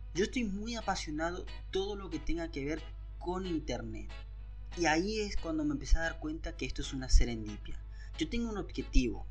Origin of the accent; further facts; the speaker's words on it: Argentina; Yo soy de Argentina